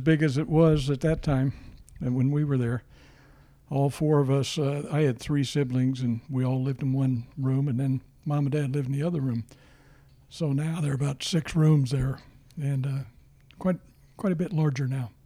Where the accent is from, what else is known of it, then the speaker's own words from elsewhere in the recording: Crystal City, Missouri, United States; born in Crystal City, Missouri, in the home that my father built that year